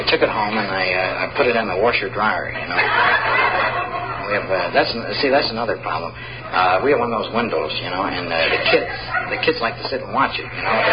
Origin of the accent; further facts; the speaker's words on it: Iowa, United States; See, but uh, see, we're from Iowa, and uh, we we really don't get that many hurricanes.